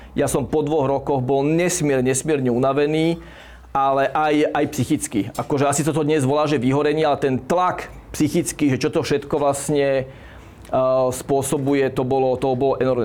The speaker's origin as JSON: {"language": "Slovak", "town": "Bratislava", "region": "Bratislava Region", "country": "Slovakia", "tie": "born or raised there", "moved": "as an adult", "lives_now": "Zaježová, Slovakia", "said": "Ja som rodený Bratislavčan"}